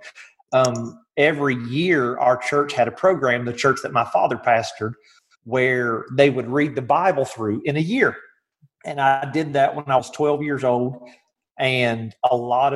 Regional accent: West Virginia, United States; moved away as an adult; now in Athens, United States; I'm from West Virginia

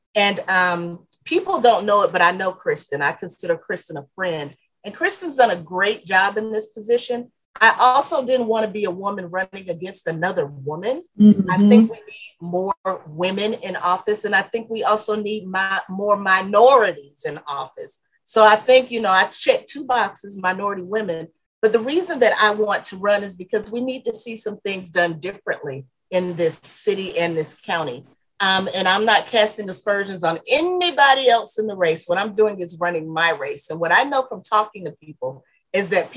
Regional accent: Orlando, Florida, United States; I'm originally from Orlando, Florida

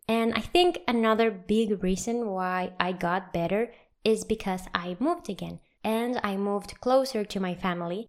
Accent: Venezuela; moved away as an adult; also born or lived in Santiago, Chile; I moved from my home country, Venezuela

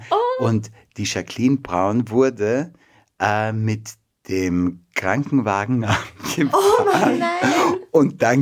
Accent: Vienna, Austria; born there; Äh, ich bin in Wien geboren.

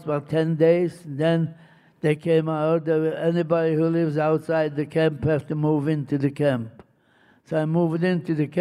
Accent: Poland; moved away as an adult; also born or lived in Germany; I went back to Poland, to my hometown, to see if any of my family survived

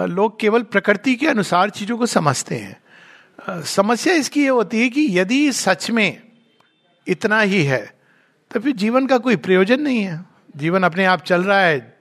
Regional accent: India; भारतीय हूँ शुद्ध भारतीय

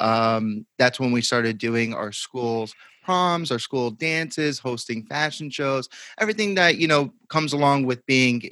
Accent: Belleville, New Jersey, United States; I grew up in Belleville, New Jersey

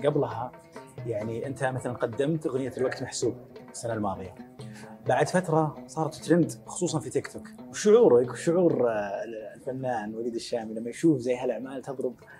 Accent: Saudi Arabia; في الجنوب عندنا في السعوديه

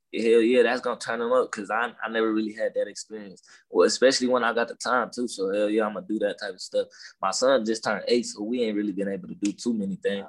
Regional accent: Los Angeles, California, United States; accent: down south slang; I was born in Watts

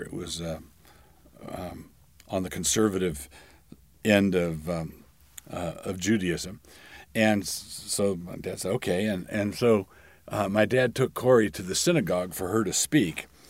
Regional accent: Annapolis, Maryland, United States; Annapolis is my hometown, and it's the town where I, I did most of my growing up.

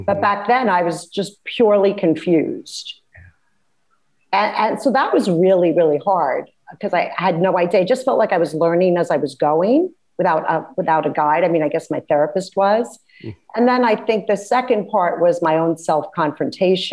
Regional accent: New York City, New York, United States; I grew up in Bay Ridge, Brooklyn

